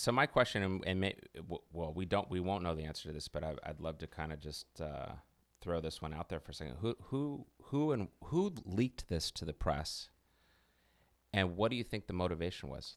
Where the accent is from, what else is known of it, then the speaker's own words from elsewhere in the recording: United States; as an American